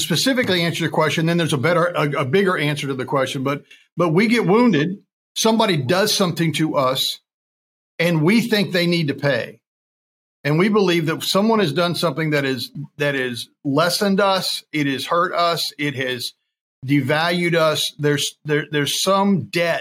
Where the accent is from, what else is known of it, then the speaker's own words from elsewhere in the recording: Kentucky, United States; also born or lived in Texas; I was born in Texas, but I was raised in Kentucky